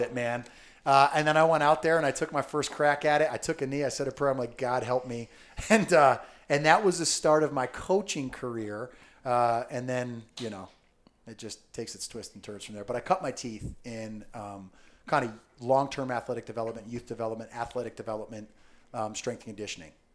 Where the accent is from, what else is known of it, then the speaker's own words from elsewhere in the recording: Southern Connecticut, United States; I grew up in Southern Connecticut